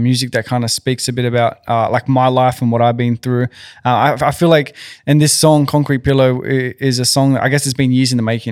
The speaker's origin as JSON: {"language": "English", "town": "Sydney", "region": "New South Wales", "country": "Australia", "tie": "born or raised there", "said": "I'm from Western Sydney."}